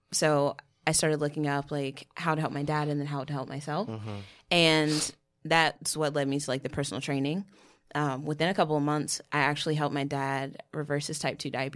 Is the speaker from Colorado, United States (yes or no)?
no; Winston-Salem, North Carolina, United States; moved away as an adult; now in New Jersey, United States; I was born and raised in Winston-Salem, North Carolina.